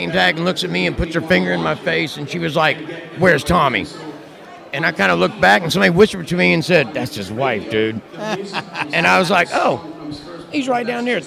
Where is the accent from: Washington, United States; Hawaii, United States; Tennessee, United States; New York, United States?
Tennessee, United States; Chattanooga; moved away; I came from Chattanooga, Tennessee